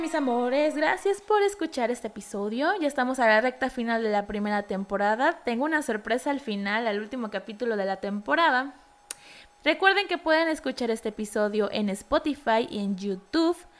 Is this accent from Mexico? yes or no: yes; Mexico; como buen mexicano